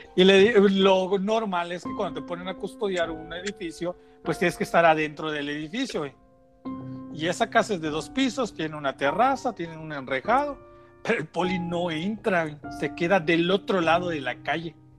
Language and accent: Spanish; Tenosique, Tabasco, Mexico; nosotros pues somos de Tenosique y de Tabasco.